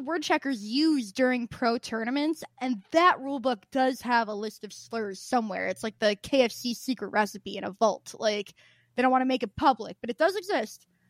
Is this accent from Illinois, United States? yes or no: yes; Southern Illinois, United States; I'm from, my family's from Southern Illinois